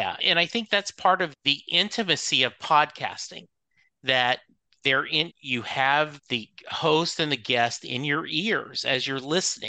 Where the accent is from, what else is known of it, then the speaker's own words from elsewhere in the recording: Leesville, Louisiana, United States; born there; And I was born in Leesville, Louisiana.